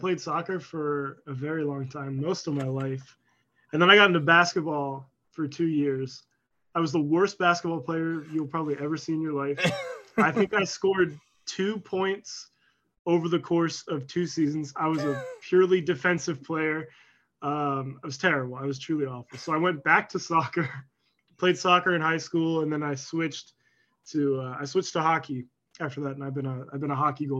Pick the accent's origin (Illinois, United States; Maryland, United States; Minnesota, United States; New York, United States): Maryland, United States; I grew up in Maryland